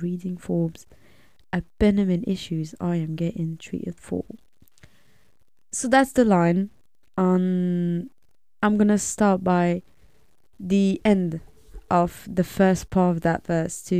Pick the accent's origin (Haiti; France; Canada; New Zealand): France; suburbs of Paris, Île-de-France; I was born and raised in France. Lived there my whole life in the suburbs of Paris.